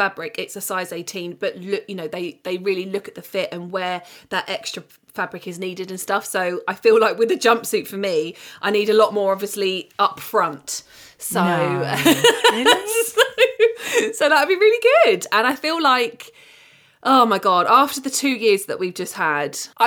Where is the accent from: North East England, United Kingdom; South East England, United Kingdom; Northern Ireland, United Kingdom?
South East England, United Kingdom; Kent; I'm from Kent